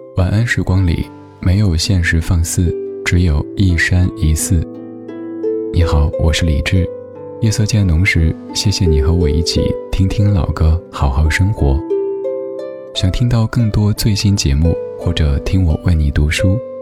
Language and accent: Chinese; China; 我们中国人